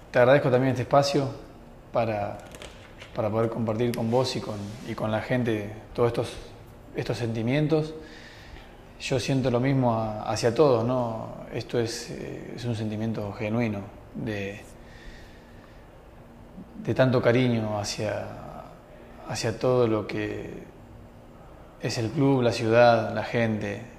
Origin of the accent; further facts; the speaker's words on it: Argentina; Eh, somos argentinos, somos